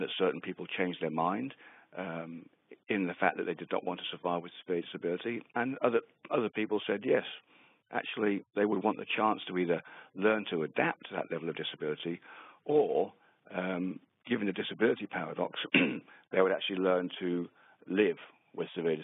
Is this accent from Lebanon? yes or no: no; England, United Kingdom; moved away as an adult; also born or lived in Western Australia; now in Australia; I'm from England initially. Moved out to Australia about 15 years ago